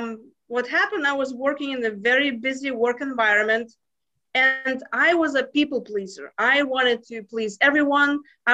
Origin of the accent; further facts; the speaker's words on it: Lithuania; now in United States; But you see, I came from Lithuania 20 years ago to US and I thought this is the land of opportunities.